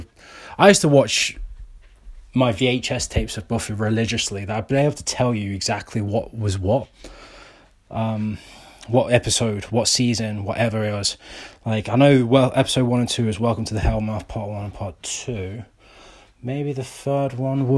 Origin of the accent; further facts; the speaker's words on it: United Kingdom; I'm British